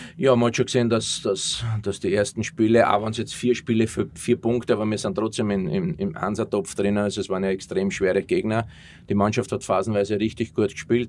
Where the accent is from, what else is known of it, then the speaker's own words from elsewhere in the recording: Austria; moved away as an adult; also born or lived in Germany; als Österreicher